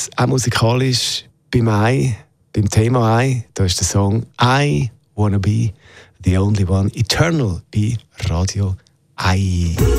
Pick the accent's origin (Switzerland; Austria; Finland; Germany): Switzerland; bei uns in der Schweiz